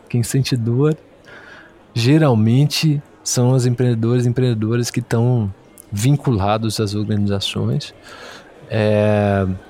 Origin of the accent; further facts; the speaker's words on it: Belo Horizonte, Minas Gerais, Brazil; also born or lived in Rio de Janeiro; sou mineiro de Belo Horizonte